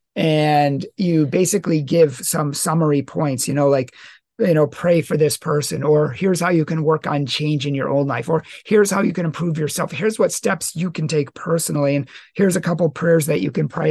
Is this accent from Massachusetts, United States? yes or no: yes; Massachusetts, United States; moved away; from my original state, from where I was born in Massachusetts